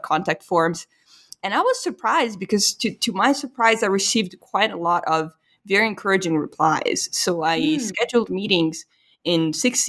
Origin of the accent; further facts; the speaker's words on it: Italy; now in United States; I was from Italy, there was just this immediate cultural recognition